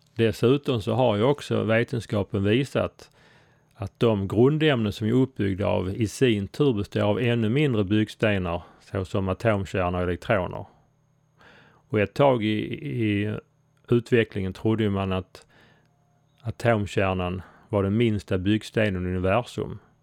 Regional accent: Sweden; Jag är svensk

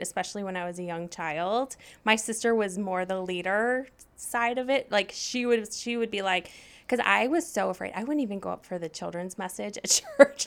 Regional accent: Saline, Michigan, United States; I grew up in Saline, Michigan, which is a, basically a suburb of Ann Arbor

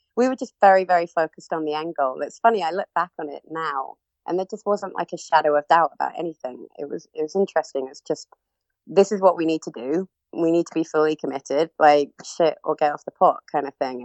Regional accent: Cornwall, South West England, United Kingdom; moved away as an adult; also born or lived in Birmingham; I'm originally from Cornwall, um, and then I was actually um, living in Birmingham at the time.

